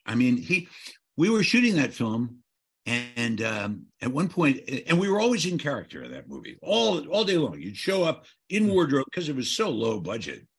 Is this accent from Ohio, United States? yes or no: yes; Alliance, Ohio, United States; moved away; where I grew up in Ohio